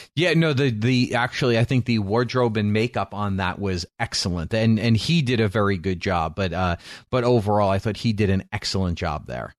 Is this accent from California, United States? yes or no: no; New York, United States; growing up in New York